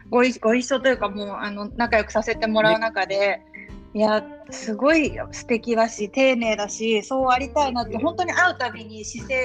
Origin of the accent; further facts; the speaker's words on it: Yokohama, Kanagawa, Japan; also born or lived in Osaka; やっぱり自分もあの横浜出身で去年まで大阪に住んでたので